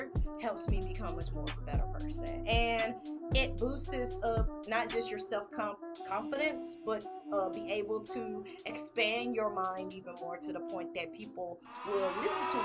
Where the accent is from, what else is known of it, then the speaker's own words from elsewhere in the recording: Mississippi, United States; I'm from Mississippi